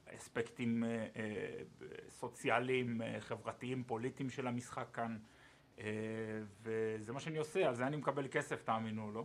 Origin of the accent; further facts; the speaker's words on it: Ashdod, Southern District, Israel; moved away as an adult; now in Cologne, Germany; במקור מאשדוד, אמ, עיר הולדתי